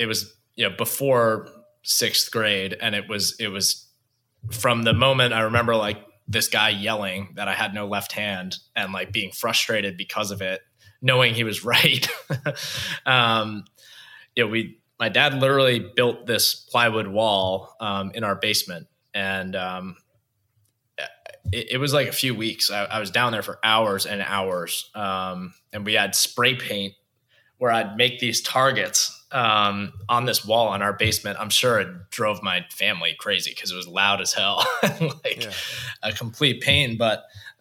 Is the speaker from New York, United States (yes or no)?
yes; Long Island, New York, United States; growing up on Long Island